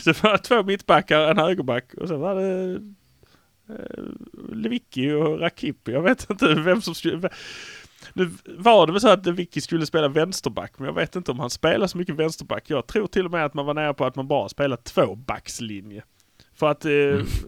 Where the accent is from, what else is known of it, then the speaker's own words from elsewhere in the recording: Malmö, Skåne, Sweden; vi har fördelen att vi är från Malmö